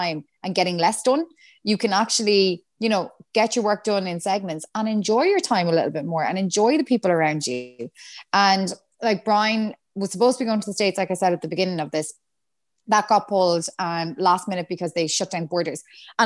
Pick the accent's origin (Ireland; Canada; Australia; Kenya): Ireland; Galway, Connacht; moved away as an adult; now in Dublin, Ireland; I'm from Galway. Like I just moved up here.